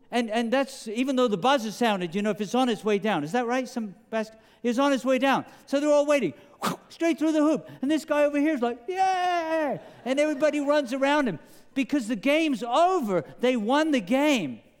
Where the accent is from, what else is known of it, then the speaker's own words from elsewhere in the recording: England, United Kingdom; accent: British; now in United States; I remember growing up in England that there was a very famous game in, in the United States of America.